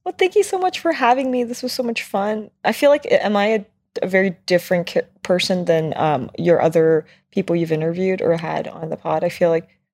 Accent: United States; being Asian American, being born in the U S

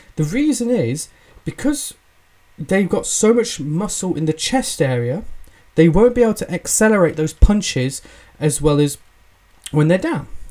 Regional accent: England, United Kingdom; accent: English; I'm British, I'm English. Tell by the accent.

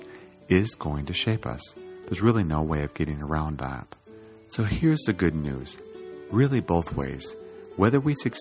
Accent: Iowa, United States; I grew up in Iowa

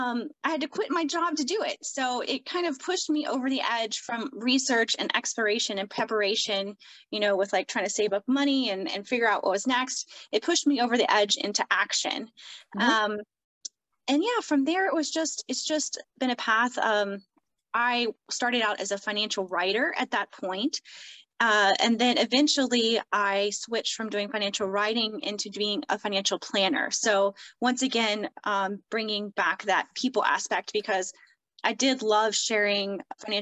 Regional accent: the South, United States; I grew up in the South.

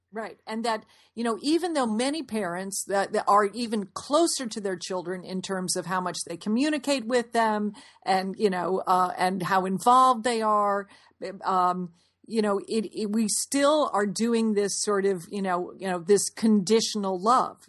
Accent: Fairfield, Connecticut, United States; we grew up in Fairfield, Connecticut

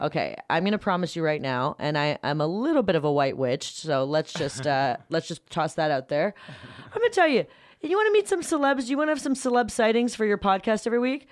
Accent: Toronto, Ontario, Canada; I am from Canada

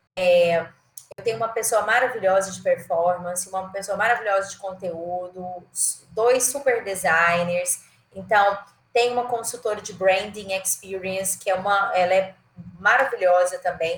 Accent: Goiânia, Goiás, Brazil; also born or lived in Jataí / São Paulo / Maranhão; eu sou de Goiânia, né? Na verdade sou de Jataí, mas morei a vida toda em Goiânia, Jataí interior de Goiás

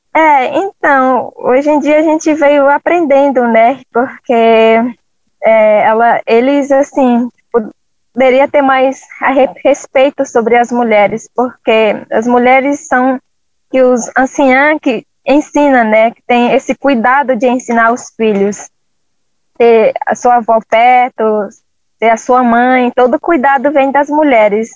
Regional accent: Jordão River, Acre, Brazil; sou do povo Runicuim, é, da aldeia Chico Curumi, fica no Rio Jordão, né, estado do Acre

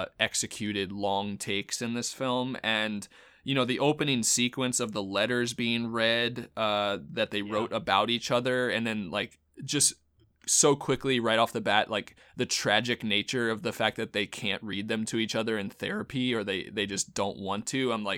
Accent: New York, United States; I mean, as a New Yorker, lot of the stuff I agreed with.

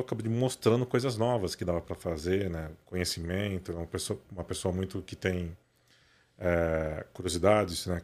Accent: Matão, São Paulo, Brazil; moved away as an adult; Eu nasci em São Paulo, né? Nasci aqui no Cambuci, mas com 8, 9, 9 anos de idade, meu pai foi transferido para o interior para abrir a polícia lá em Matão

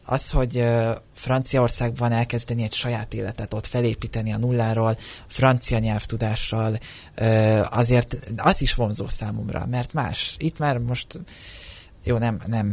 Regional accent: Hungary; én most már 23 éve születésem óta Magyarországon élek, tehát a, a társ, a szó, itt szocializálódtam

